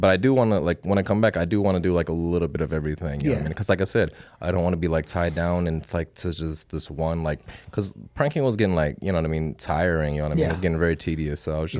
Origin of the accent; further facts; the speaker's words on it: Saint Paul, Minnesota, United States; now in Las Vegas, United States; No, I was born and raised in the Twin Cities, St. Paul, Minneapolis. So I came out here about 10 years ago.